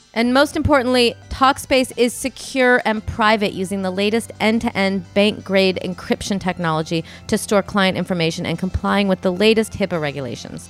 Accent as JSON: {"language": "English", "region": "Midwest", "country": "United States", "said": "I'm from the Midwest"}